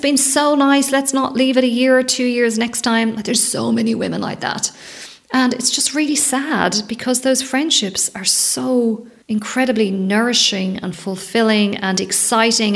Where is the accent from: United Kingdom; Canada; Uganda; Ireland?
Ireland; Leinster; I grew up in Ireland, it's 20, 30 minute drive from the centre of Dublin